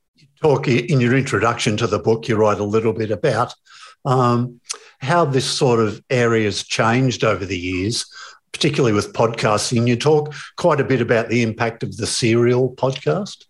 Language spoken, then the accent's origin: English; Melbourne, Victoria, Australia; I'm from Melbourne